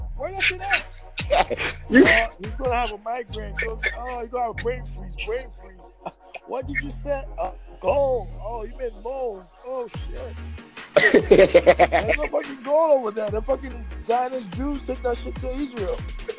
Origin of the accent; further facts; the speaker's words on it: Haiti; I'm from Haiti.